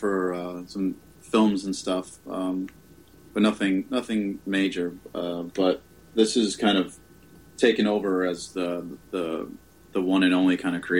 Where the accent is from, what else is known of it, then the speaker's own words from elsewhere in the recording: New York City, New York, United States; growing up in New York City